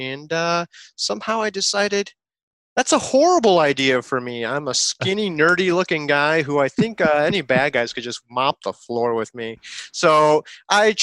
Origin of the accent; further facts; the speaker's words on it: Chicago, Illinois, United States; moved away as an adult; also born or lived in the South (US); now in the South, United States; I grew up, lived in Chicago my whole life pretty much